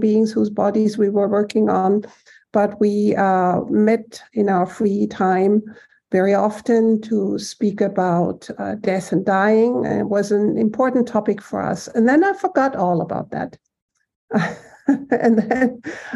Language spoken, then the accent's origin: English; Germany; moved away as an adult; now in Boston, United States; growing up in Germany, being raised in Germany by my family